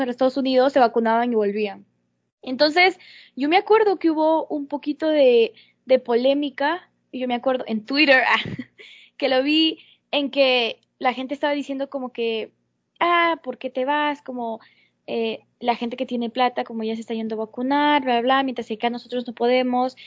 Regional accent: Peru; now in United States; mi país, en Perú

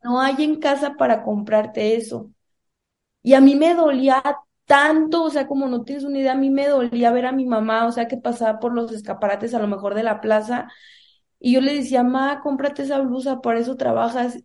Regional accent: Salamanca, Guanajuato, Mexico; also born or lived in Cuaramaro; nací en Cuaramalo, pero crecí en Salamanca, Guanajuato, en una comunidad, la verdad, muy humilde

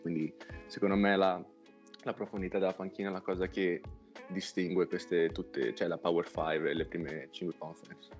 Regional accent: Castel Maggiore, Emilia-Romagna, Italy; born or raised there; moved away as an adult; now in United States

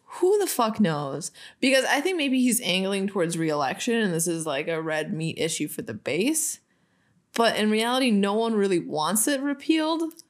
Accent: Minnesota, United States; we're from Minnesota

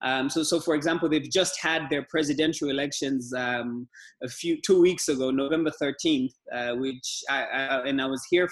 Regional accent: Dar es Salaam, Tanzania; Like you said, I'm from Tanzania. I'm from Dar es Salaam, Tanzania. That's where I live and work.

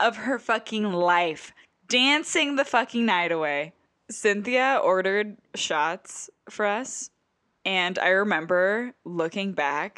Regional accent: New Jersey, United States; I'm from Jersey

